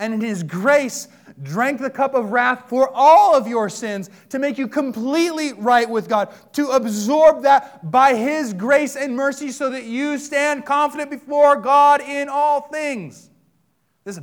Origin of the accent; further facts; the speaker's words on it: United States; I was born in America